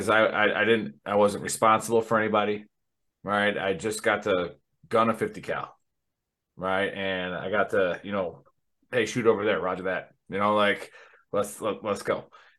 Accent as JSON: {"language": "English", "region": "Wisconsin", "country": "United States", "moved": "yes", "said": "I'm from Wisconsin originally"}